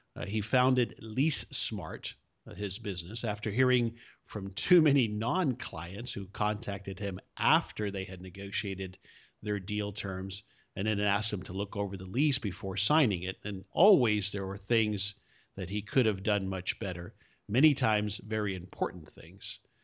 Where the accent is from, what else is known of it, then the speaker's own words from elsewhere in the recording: South Florida, United States; I'm from South Florida originally